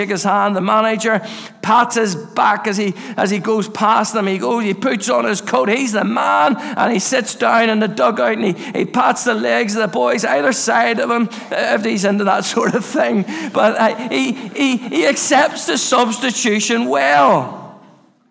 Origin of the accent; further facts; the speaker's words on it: Castlereagh, Northern Ireland, United Kingdom; I grew up in Castlereagh, and I used to go up to Orangefield Park